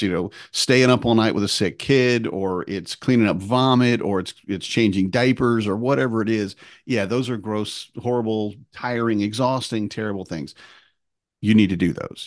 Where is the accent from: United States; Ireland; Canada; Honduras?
United States; Wisconsin; we were growing up in Wisconsin